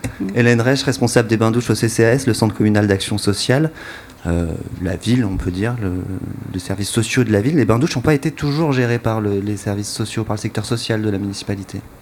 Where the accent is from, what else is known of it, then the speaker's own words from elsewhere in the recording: Bourg-en-Bresse, Auvergne-Rhône-Alpes, France; la piscine municipale où j'allais à l'école quand j'étais petit à Bourg-en-Bresse